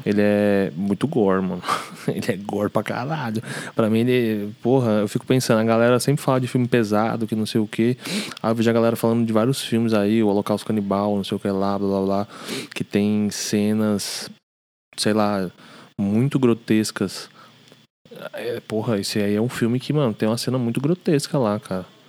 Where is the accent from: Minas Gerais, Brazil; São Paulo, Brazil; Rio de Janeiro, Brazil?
São Paulo, Brazil; A gente cresceu aqui no Braz